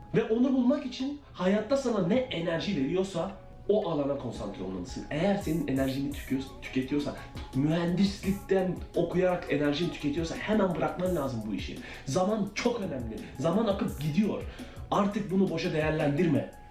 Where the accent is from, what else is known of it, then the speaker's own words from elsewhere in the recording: Turkey; moved away as an adult; now in United States; Türkiye'den taşındım, kendi tek başıma yaşadım.